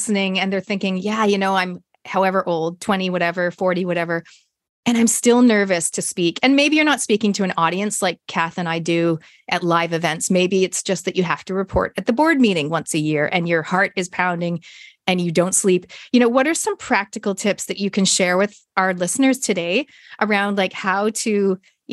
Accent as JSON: {"language": "English", "country": "Canada", "said": "I'm Canadian"}